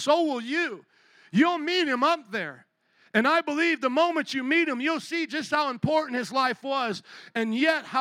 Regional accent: United States; I am not ashamed of my Polish culture or of my Italian culture or now being in America for these past generations. I think I'm the third generation. I love being an American

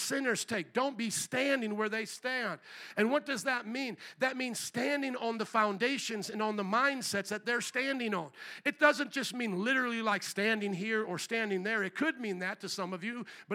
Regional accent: Fort Wayne, Indiana, United States; I'm from Fort Wayne, Indiana

